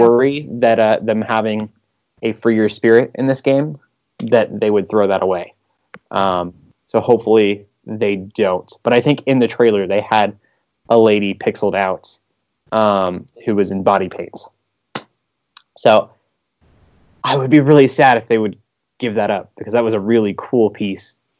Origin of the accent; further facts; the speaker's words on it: United States; I'm an American